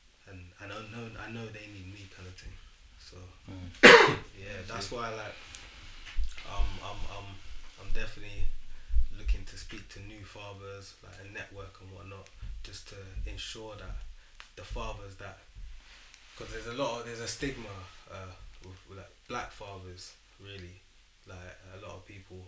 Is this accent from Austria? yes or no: no; London, United Kingdom; I'm from East London